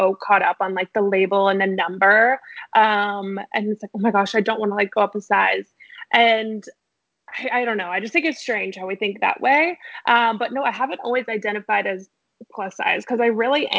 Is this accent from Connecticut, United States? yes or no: no; Denver, Colorado, United States; moved away as an adult; now in Los Angeles, United States; I'm originally from Denver, and I moved back there after I graduated